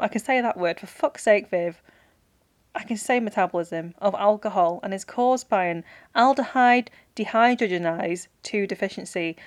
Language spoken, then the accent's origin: English; Manchester, North West England, United Kingdom; I'm from Manchester